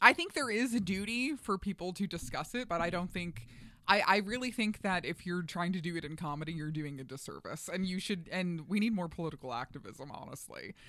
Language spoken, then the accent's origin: English; New York, United States; moved away; I'm originally from New York